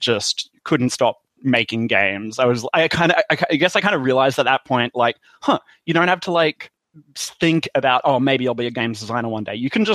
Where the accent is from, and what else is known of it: Australia; accent: Australian